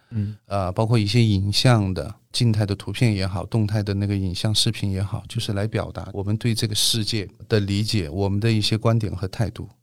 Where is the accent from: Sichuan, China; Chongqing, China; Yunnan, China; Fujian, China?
Chongqing, China; 我们是我们爷爷辈到的那个重庆，然后从我们这一辈就基本上在重庆扎根生长长大的